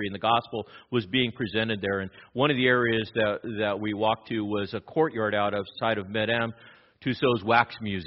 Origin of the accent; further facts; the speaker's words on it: Los Angeles, California, United States; I grew up in East L.A.